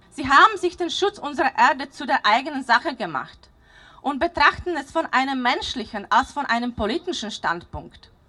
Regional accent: Slovakia; now in Austria

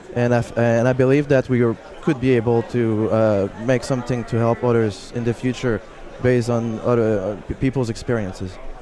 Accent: Canada; I'm from Canada.

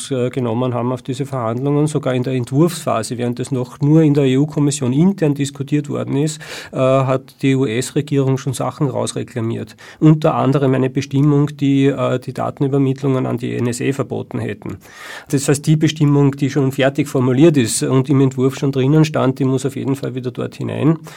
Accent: Austria; Und als Nicht-Deutscher fühle ich mich als Österreicher durchaus äh, betroffen

